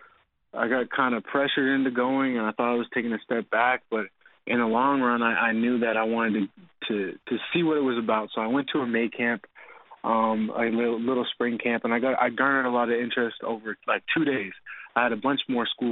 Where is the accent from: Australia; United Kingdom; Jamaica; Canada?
Canada; Dartmouth, Nova Scotia; moved away; also born or lived in Louisiana; growing up in Nova Scotia was kind of hard because we all played at like the same field